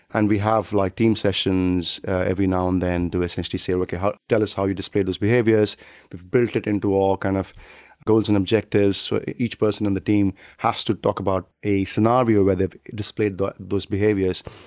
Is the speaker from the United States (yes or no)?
no; South India, India; moved away as an adult; now in United Kingdom; in a kind of small town in South India